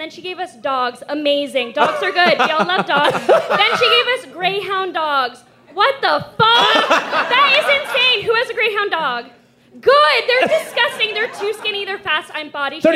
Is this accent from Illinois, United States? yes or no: no; New Jersey, United States; I'm from New Jersey